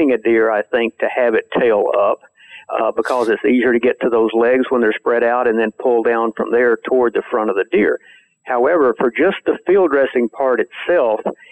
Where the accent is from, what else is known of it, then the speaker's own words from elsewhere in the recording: Texas, United States; growing up in Texas, I saw people hang deer